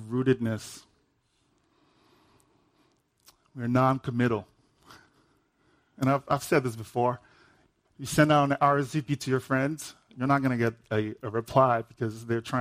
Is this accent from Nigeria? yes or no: yes; Nigeria; I'm Nigerian.